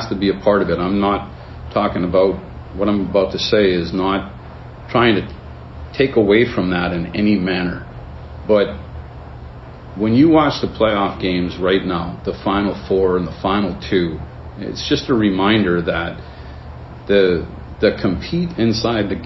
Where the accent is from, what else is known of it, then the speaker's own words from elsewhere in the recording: Massachusetts, United States; I grew up in Massachusetts.